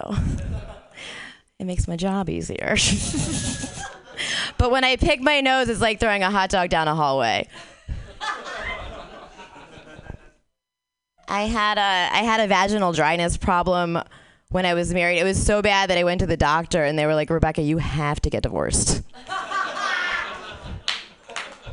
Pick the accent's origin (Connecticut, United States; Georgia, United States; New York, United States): Connecticut, United States; moved away; also born or lived in Manhattan; we're from Connecticut